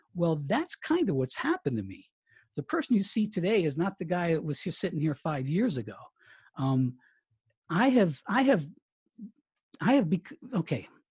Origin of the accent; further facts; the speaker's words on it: Colorado, United States; moved away as an adult; also born or lived in Miami; to Colorado, my hometown